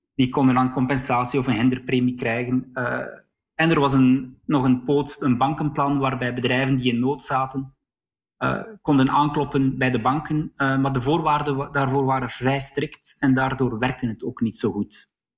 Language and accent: Dutch; near Sluis, on the Dutch border, Flanders, Belgium; Ik ben zelf opgegroeid aan de Nederlandse grens in de buurt van Sluis